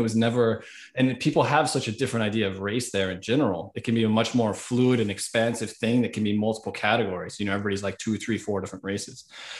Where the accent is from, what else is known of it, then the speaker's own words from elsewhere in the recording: Hawaii, United States; so in terms of my background, I was born and raised in Hawaii, on the Big Island of Hawaii.